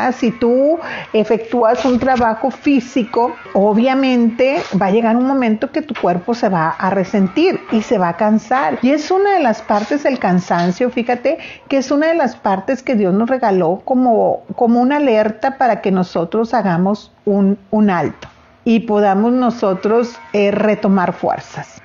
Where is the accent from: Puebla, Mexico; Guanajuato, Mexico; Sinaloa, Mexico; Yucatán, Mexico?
Sinaloa, Mexico; los sinaloenses comemos también muchísimo